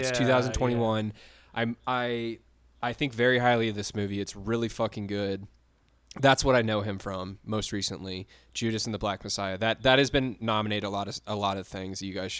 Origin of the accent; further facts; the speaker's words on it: Atlanta, Georgia, United States; moved away; I'm from Atlanta.